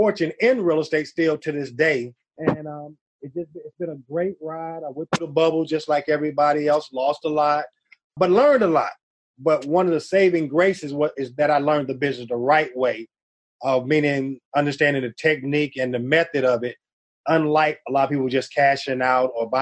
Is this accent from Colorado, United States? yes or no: no; Cleveland, Ohio, United States; also born or lived in Boston, Massachusetts; now in Atlanta, United States; I'm originally from Boston, grew up in Cleveland